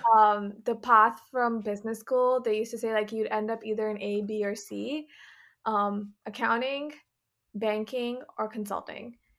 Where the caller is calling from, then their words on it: Sacramento, California, United States; also born or lived in New York; I am calling from sunny California, um, specifically Sacramento, where I'm staying with my family.